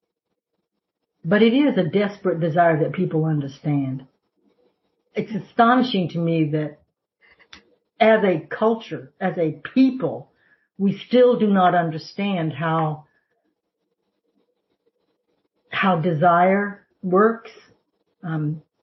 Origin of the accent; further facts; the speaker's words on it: the South, United States; I grew up in the South